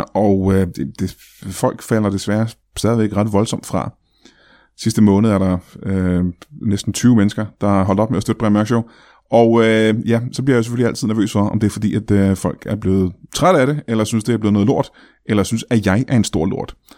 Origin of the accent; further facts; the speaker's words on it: Roskilde, Zealand, Denmark; now in Kalundborg, Denmark; jeg er fra Roskilde